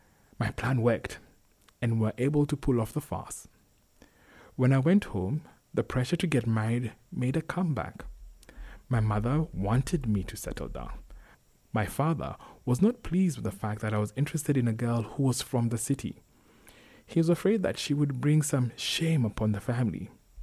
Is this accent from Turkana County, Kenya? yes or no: yes; Turkana County, Kenya; She was fascinated by the fact that I was from Turkana. She had never met anyone from Turkana.